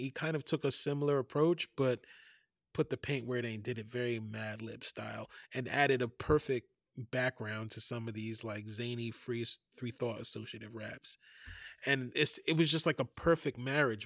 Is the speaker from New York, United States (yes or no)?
yes; New York City, New York, United States; moved away as an adult; now in Oakland, United States; I grew up in Fort Greene projects